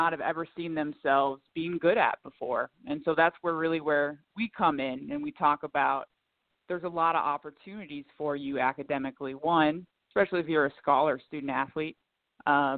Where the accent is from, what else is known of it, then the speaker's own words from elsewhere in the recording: Kearney, Nebraska, United States; moved away as an adult; also born or lived in South Dakota; now in San Antonio, United States; born and raised in the Midwest, right in the middle, Kearney, Nebraska, small town